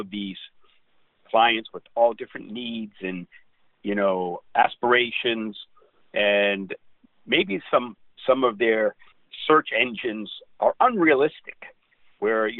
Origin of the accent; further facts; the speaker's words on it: Boston, Massachusetts, United States; moved away as an adult; now in Southern California, United States; my hometown of Boston